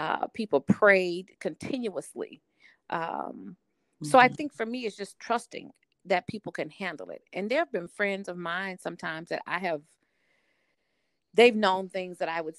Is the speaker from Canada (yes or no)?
no; the South, United States; I'm a Southerner, and that's a blessing, but it's also a challenge that I'm a Southern woman